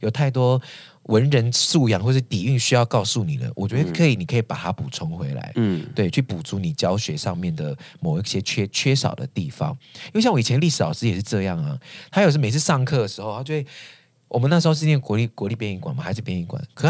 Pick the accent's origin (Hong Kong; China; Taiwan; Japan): Taiwan; 其实我们要在意的是，这个我们从这个基底当中发展出来属于我们台湾人真正有的东西。